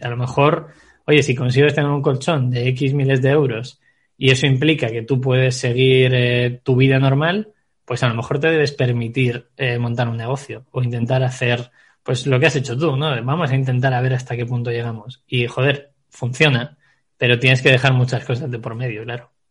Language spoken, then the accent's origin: Spanish; Segovia, Castile and León, Spain; soy un chico nacido en Segovia